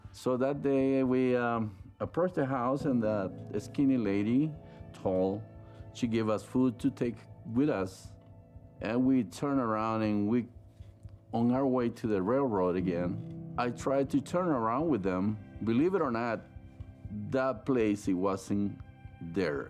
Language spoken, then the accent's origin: English; San Salvador, El Salvador; moved away; I grew up in El Salvador, San Salvador